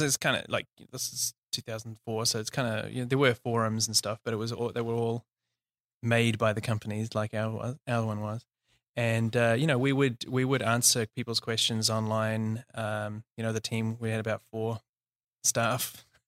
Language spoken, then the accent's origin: English; New Zealand; also born or lived in South Africa / Australia / Auckland, New Zealand; I'm from New Zealand, uh, born and raised.